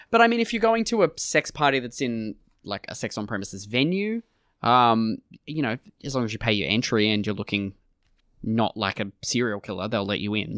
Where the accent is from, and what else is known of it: Australia